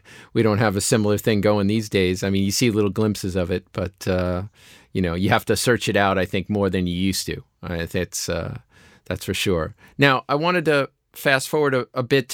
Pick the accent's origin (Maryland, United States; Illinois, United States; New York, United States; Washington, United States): New York, United States; New York City; when I was growing up in Queens